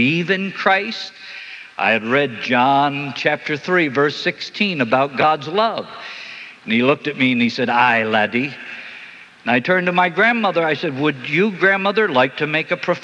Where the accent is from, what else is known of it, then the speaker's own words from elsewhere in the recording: New Jersey, United States; I grew up in North Jersey